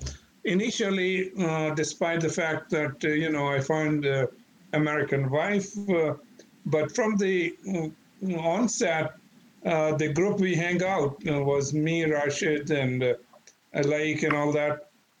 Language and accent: English; Pakistan; moved away as an adult; now in United States; Back home in Indo-Pakistan, mostly I came from Pakistan